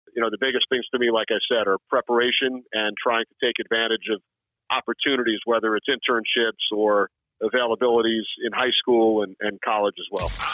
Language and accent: English; Long Island, New York, United States; As a kid growing up on Long Island